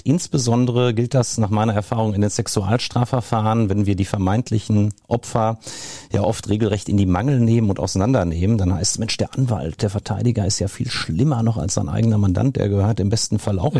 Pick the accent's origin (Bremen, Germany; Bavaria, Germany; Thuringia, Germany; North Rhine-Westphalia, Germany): North Rhine-Westphalia, Germany; Marl; also born or lived in Marburg; Ich komme aus dem Ruhrgebiet, bin in Marl geboren, habe zwischendurch in Marburg an der Lahn gewohnt und studiert und hatte aber immer vor, zurückzugehen